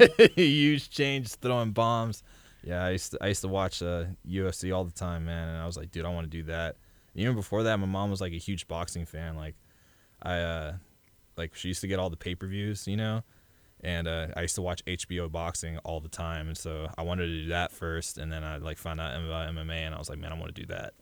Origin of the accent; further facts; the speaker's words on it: Webster, Texas, United States; I grew up in Webster